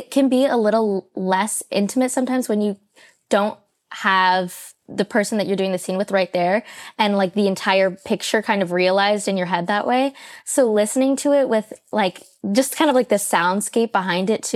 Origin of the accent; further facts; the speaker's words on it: Santa Cruz, California, United States; I'm from Santa Cruz, which is Northern California